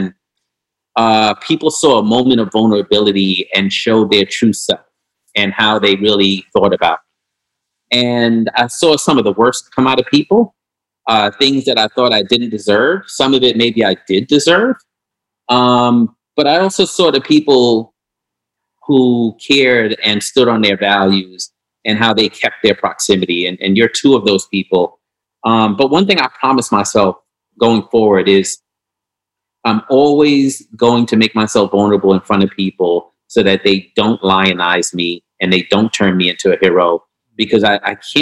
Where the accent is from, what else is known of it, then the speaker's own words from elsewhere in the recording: New York City, New York, United States; I'm from New York